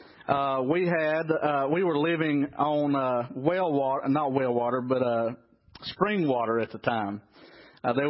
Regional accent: Trap Hill, North Carolina, United States; I was raised in Trap Hill, North Carolina.

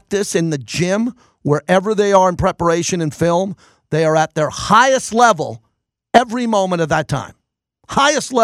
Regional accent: New York, United States; Growing up in New York as a Giant fan

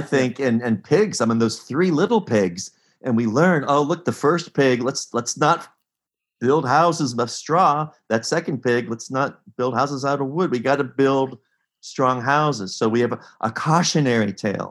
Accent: Pittsburgh, Pennsylvania, United States; I grew up in Pittsburgh

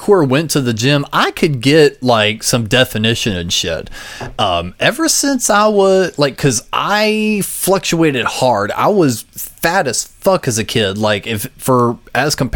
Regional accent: Gaffney, South Carolina, United States; I grew up in Gaffney, South Carolina

